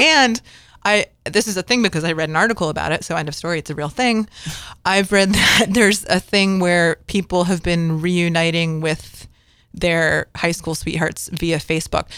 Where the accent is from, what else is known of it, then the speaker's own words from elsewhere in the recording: Connecticut, United States; growing up in, you know, the East Coast and growing up in Connecticut